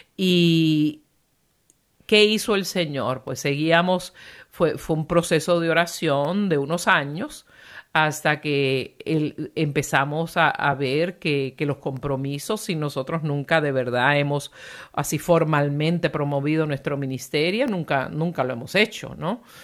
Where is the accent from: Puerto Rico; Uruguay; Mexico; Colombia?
Puerto Rico; yo soy de Puerto Rico